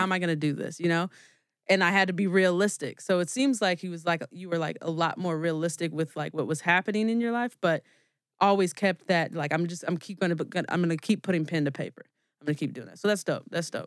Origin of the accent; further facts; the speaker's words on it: California, United States; moved away as an adult; now in Chicago, United States; we're actually originally from California, but, um, I've moved out here five years ago.